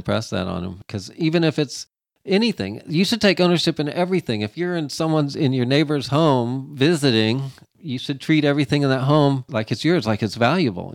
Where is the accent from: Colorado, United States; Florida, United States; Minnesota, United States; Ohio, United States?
Florida, United States; For us Florida boys